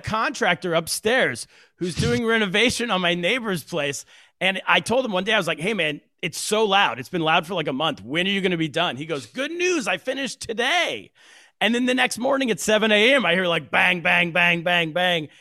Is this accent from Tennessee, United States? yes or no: no; California, United States; moved away as an adult; now in New York City, United States; I grew up in California.